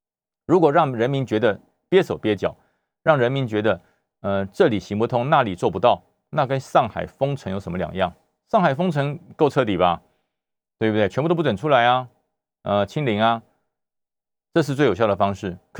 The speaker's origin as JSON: {"language": "Chinese", "region": "Taoyuan", "country": "Taiwan", "said": "大家知道我来自桃园哈，我从桃园来，桃园最近呢热闹的不得了啊"}